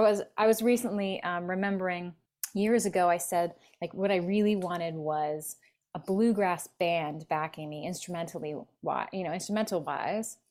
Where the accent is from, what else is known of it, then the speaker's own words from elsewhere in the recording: Philadelphia, Pennsylvania, United States; now in Los Angeles, United States; I'm from Philly originally mm-hmm. and and I live in LA.